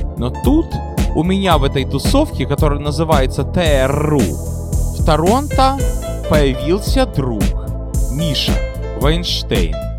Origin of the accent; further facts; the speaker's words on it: Odesa, Odesa Oblast, Ukraine; now in New York, United States; Я из Одессы